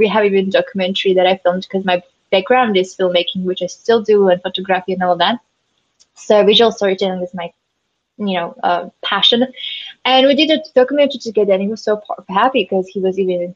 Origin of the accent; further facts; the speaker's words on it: Slovakia; we're from Slovakia, Central Europe